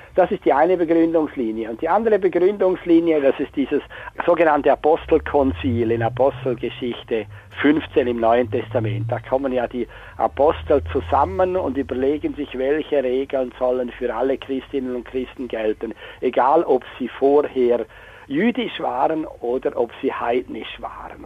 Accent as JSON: {"language": "German", "town": "Chur", "region": "Graubünden", "country": "Switzerland", "tie": "born or raised there", "moved": "yes", "said": "Ich bin ursprünglich in Chur aufgewachsen"}